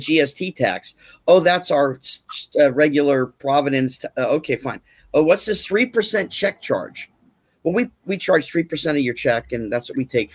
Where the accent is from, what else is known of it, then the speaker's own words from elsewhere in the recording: New Jersey, United States; moved away as an adult; also born or lived in California; I grew up in New Jersey, so I was one of the New York kids, and I didn't go to California until after high school